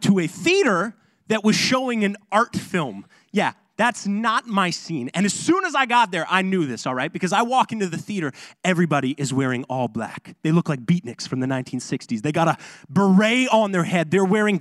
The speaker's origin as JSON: {"language": "English", "region": "Ontario", "country": "Canada", "moved": "yes", "said": "I'm from Ontario"}